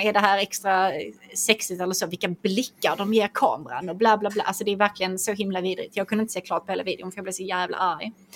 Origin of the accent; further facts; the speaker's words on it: Skåne, Sweden; jag är från Skåne